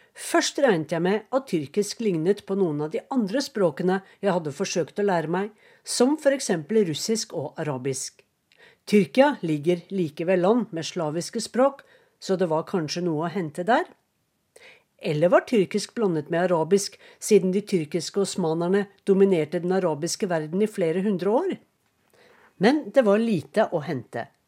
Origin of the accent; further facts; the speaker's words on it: Norway; moved away as an adult; now in Istanbul, Turkey; jeg er fra Norge